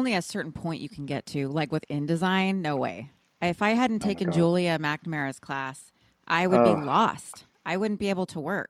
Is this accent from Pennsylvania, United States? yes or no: no; Austin, Texas, United States; I'm from Austin, Texas, but I grew up around a bunch of graffiti writers.